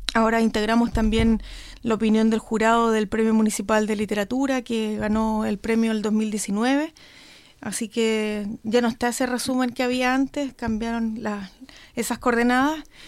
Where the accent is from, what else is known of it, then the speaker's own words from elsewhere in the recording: Coyhaique, Aysén, Chile; yo soy de Coyhaique